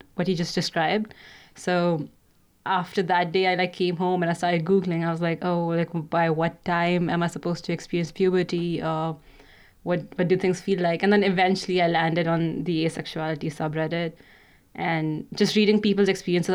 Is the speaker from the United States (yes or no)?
no; India; moved away as an adult; now in Canada; I'm currently studying in Canada, but I grew up in India